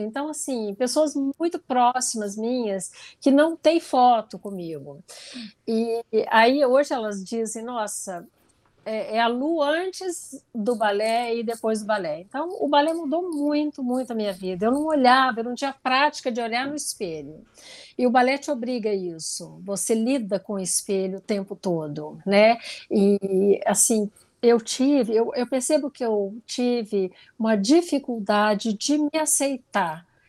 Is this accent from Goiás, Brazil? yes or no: yes; interior of Goiás, Brazil; eu sou do interior de Goiás e na minha infância eu não tinha nem televisão na minha casa